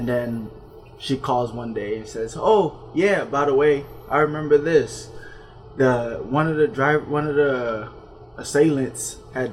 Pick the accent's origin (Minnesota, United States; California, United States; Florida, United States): Florida, United States; I'm from Florida